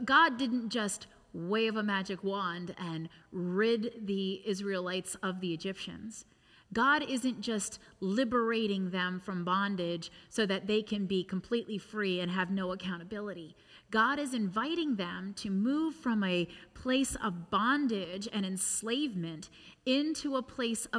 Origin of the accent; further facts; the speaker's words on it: United States; having been born and raised in the United States